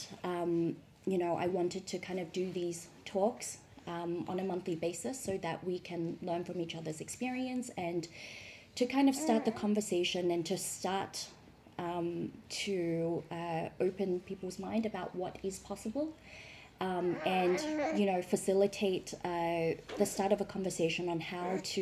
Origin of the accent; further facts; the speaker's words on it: Melbourne, Victoria, Australia; now in Shanghai, China; I'm from Melbourne in Australia